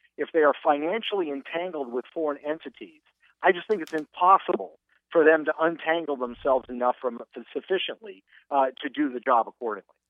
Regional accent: Seattle, Washington, United States; moved away as an adult; also born or lived in Oxford / Stanford / Florida; I grew up in Seattle, Washington

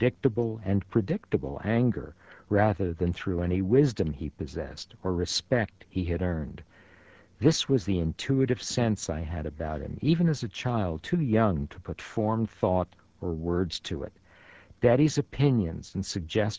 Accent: New York City, New York, United States; first language Yiddish; English is a second language; When I started school at the age of 5, PS 33 in the Bronx

